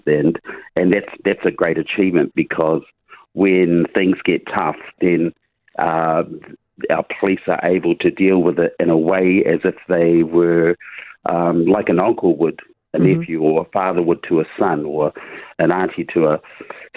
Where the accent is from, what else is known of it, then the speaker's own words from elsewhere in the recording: Huntly, Waikato, New Zealand; Huntley is my hometown, born, bred and raised